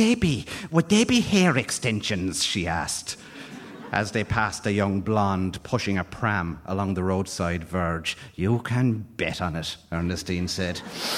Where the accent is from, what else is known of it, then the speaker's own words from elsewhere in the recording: Ireland; when you're coming through as an Irish writer, when you start in your 20s, you look around, and it's a small, wet, tormented rock on the edge of the Atlantic.